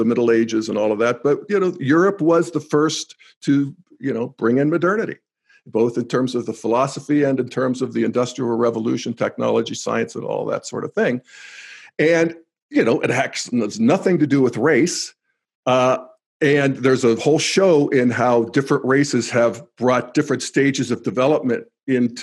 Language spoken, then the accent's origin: English; United States; moved away as an adult; also born or lived in Youngstown, Ohio / Pittsburgh, Pennsylvania / Denver, Colorado; When I grew up in Youngstown in Pittsburgh